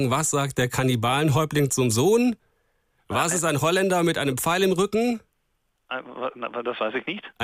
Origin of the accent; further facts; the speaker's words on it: Germany; wir sind natürlich als Deutsche, muss man sagen, so ein bisschen gekränkt.